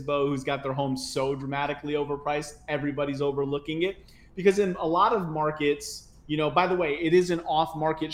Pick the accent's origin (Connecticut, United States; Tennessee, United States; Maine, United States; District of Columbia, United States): Connecticut, United States; moved away; I'm originally from Connecticut